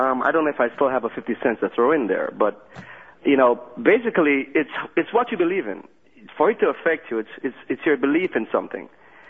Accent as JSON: {"language": "English", "region": "New York", "country": "United States", "moved": "yes", "lives_now": "Florida, United States", "said": "I'm basically from New York in Florida right now."}